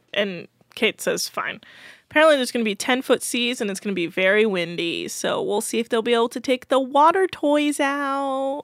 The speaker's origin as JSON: {"language": "English", "area": "Bay Area", "region": "Northern California", "country": "United States", "tie": "born or raised there", "said": "I was raised in Northern California."}